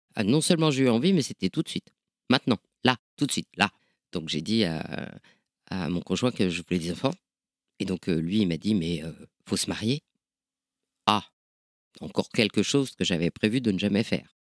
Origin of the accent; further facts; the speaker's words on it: Nord, Hauts-de-France, France; je viens du, viens du Nord